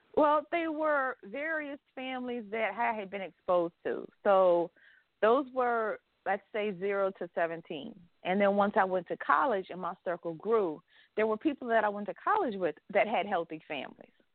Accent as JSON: {"language": "English", "region": "the South", "country": "United States", "tie": "born or raised there", "said": "I grew up in the South"}